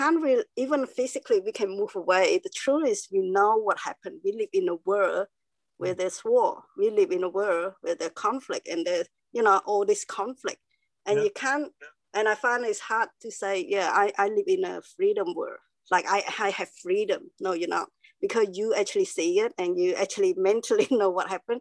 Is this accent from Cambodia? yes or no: yes; Cambodia; now in Melbourne, Australia; I was born in Cambodia, and there's war